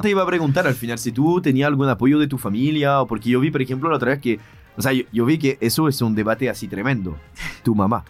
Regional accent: France; now in Chile

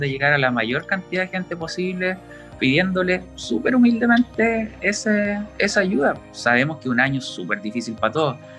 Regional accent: Talcahuano, Biobío, Chile; somos de Talcahuano, hemos vivido toda la vida

